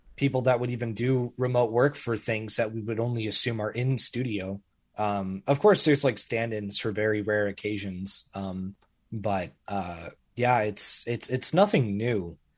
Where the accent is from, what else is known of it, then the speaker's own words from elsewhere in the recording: Springfield, Missouri, United States; I'm just in the middle of, of Springfield, Missouri